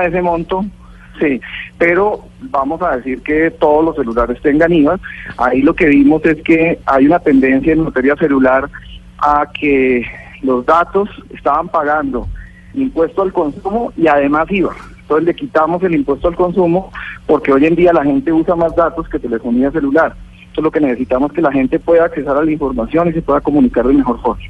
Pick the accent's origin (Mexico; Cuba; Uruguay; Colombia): Colombia; En nuestro país